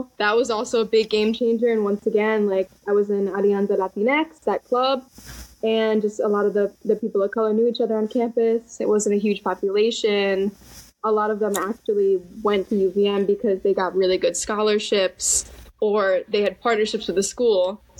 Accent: Fairfield, Connecticut, United States; born or raised there; moved away as an adult; also born or lived in Norwalk, Connecticut / Vermont; now in New York City, United States

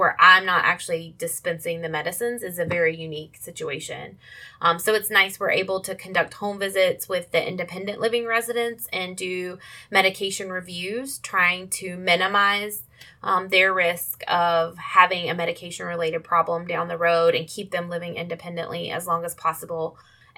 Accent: Alabama, United States; moved away; also born or lived in Durham, North Carolina; I grew up in Alabama

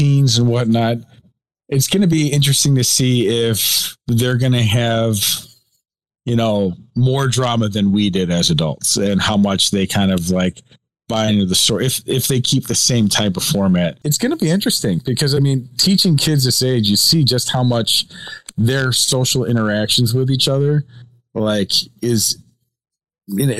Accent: Chicago, Illinois, United States; we're both from Chicago

